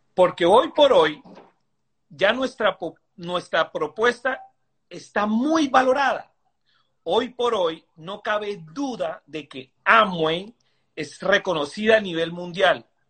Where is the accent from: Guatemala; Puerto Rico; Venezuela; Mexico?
Venezuela; moved away; nosotros venimos de Venezuela